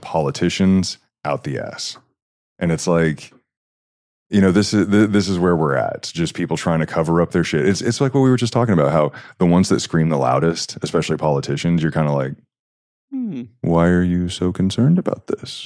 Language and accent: English; Huntsville, Alabama, United States; moved away as an adult; now in Utah, United States; i grew up just outside of a place called Huntsville